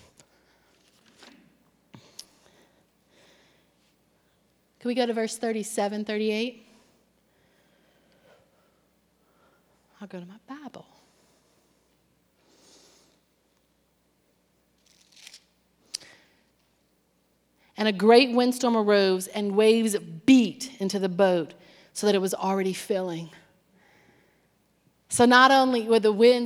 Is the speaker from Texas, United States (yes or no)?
no; Cajun, Louisiana, United States; moved away; I'm Cajun